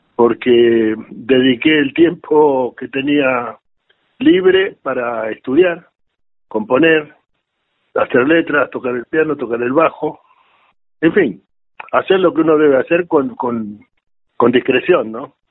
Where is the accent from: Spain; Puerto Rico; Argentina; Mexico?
Argentina; Buenos Aires; yo cuando era pibe eh, me crecí en Barracas